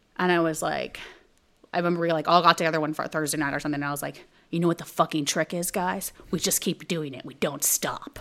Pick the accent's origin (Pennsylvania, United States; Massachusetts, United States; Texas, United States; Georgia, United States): Texas, United States; moved away as an adult; also born or lived in Montreal / New York; I'm from Texas.